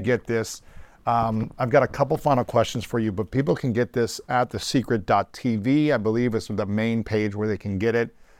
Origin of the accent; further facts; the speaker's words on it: United States; growing up in America